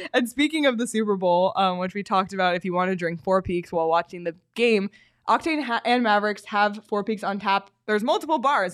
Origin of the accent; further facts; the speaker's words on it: Toronto, Ontario, Canada; moved away; my hometown Toronto